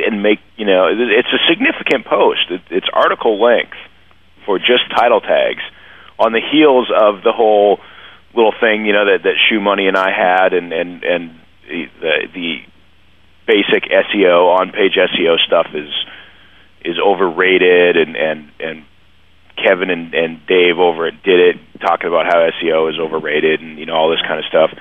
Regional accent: Calgary, Alberta, Canada; Calgary, which is my hometown. So Canadian and Calgarian

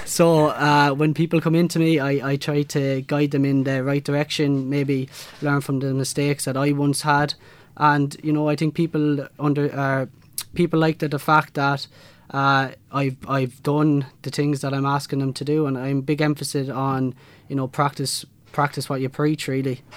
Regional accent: Kilkenny, Leinster, Ireland; I'm from Kilkenny City

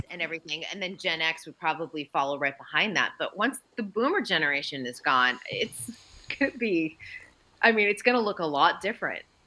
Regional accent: Andover, Massachusetts, United States; we're both from Andover, Mass

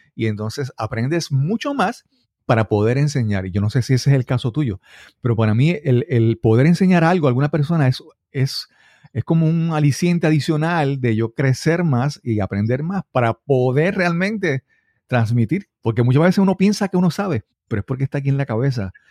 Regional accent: Puerto Rico; en Puerto Rico le diríamos gerencia de proyectos

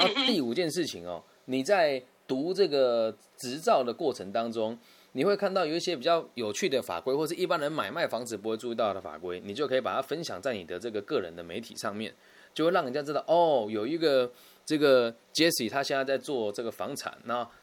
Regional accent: Taiwan; 我之所以选择定居台湾，是因为台湾的物价低，税也便宜，而且我在这边嗯。出生

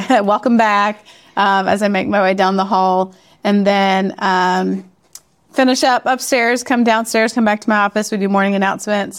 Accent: Memphis, Tennessee, United States; moved away as an adult; also born or lived in Chicago / Boston / Chattanooga; I'm originally from Memphis and taught in Chicago and outside of Boston as well, um, before life brought us to Chattanooga

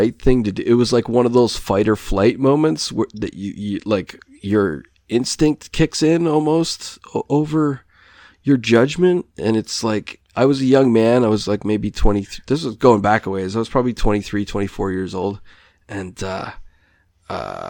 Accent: United States; now in Canada; I grew up in the States

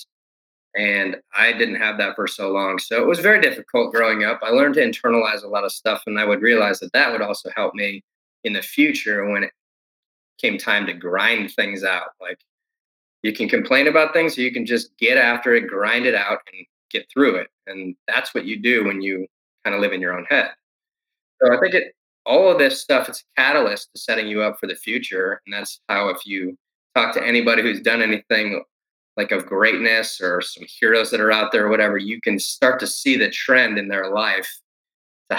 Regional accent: Detroit, Michigan, United States; now in Texas, United States; in Detroit, specifically where I grew up, I moved from Detroit in the heart to East Detroit

